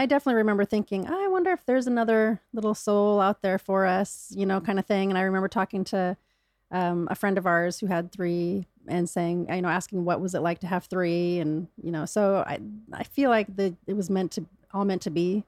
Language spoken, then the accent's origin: English; Michigan, United States; I was born in Michigan